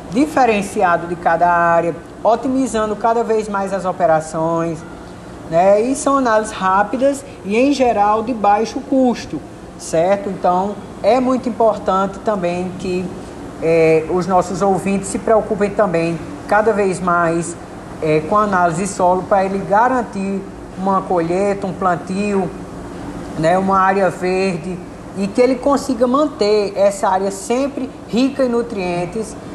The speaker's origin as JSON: {"language": "Portuguese", "town": "Juazeiro do Norte", "region": "Ceará", "country": "Brazil", "tie": "born or raised there", "said": "né? Eu sou residente aqui de Juazeiro do Norte, minha cidade natal."}